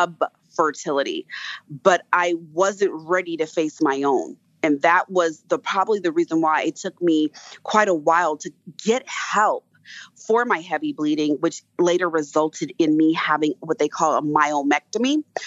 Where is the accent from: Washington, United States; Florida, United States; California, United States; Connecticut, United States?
California, United States; moved away; also born or lived in East Coast; California is originally where I'm from